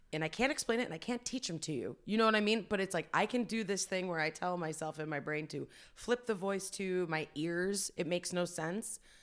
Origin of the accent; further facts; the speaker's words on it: Fairview Park, Ohio, United States; it's a west side suburb of Cleveland, Ohio, uh, Fairview Park